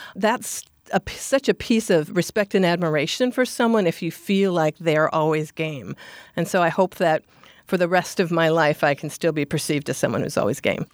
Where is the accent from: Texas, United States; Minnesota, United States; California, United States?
Minnesota, United States; now in Anchorage, United States; I'm from Minnesota, and Minnesota nice is how I sort of grew up.